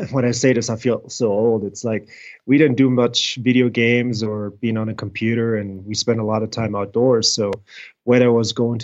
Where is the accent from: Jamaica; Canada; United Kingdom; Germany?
Germany; near Frankfurt, Hesse; moved away as an adult; also born or lived in South Carolina; now in United States; I did grow up in Germany in Frankfurt, about 30 miles north of Frankfurt, middle central Germany. Born and raised there, went to German school, German educated.